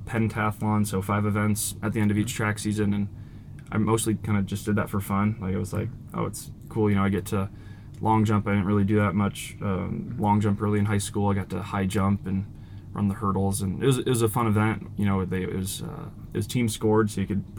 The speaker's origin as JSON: {"language": "English", "town": "Iowa City", "region": "Iowa", "country": "United States", "tie": "born or raised there", "said": "I grew up in Iowa City, so I've been going to like high school track meets"}